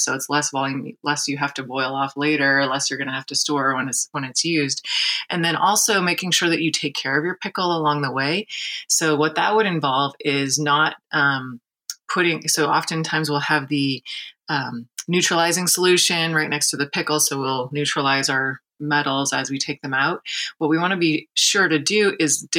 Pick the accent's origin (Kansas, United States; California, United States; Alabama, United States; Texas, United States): California, United States; Santa Barbara; also born or lived in Humboldt State, California; now in San Francisco, United States; I grew up in Santa Barbara